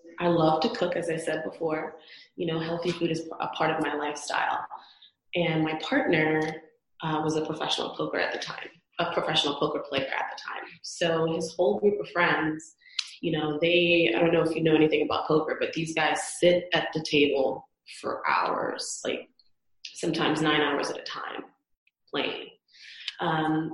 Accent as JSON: {"language": "English", "country": "Trinidad & Tobago", "tie": "born or raised there", "moved": "as an adult", "lives_now": "Las Vegas, United States", "said": "I'm originally from the Caribbean, born and raised in Trinidad and Tobago on the island"}